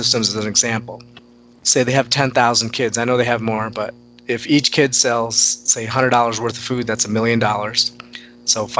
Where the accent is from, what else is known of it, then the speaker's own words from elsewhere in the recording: Hyderabad, Telangana, India; I was born in Hyderabad